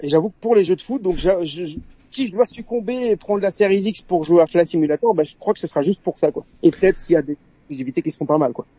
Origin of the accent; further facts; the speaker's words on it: Brussels, Brussels-Capital Region, Belgium; accent: Belgian; Alors moi, je suis de Bruxelles, en Belgique.